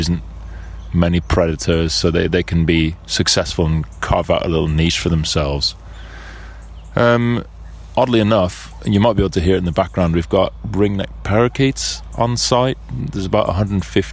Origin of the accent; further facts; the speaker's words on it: Birmingham, West Midlands, United Kingdom; I'm a birder from Birmingham in England